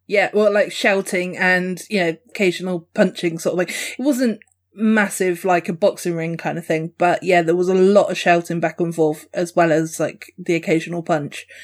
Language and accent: English; Dorset, South West England, United Kingdom; I'm Dorset